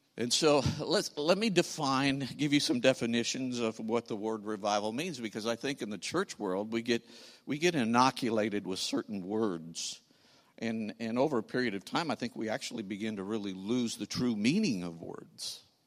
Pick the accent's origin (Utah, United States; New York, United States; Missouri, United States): Missouri, United States; St. Louis; we are from Saint Louis, the other city in, in Missouri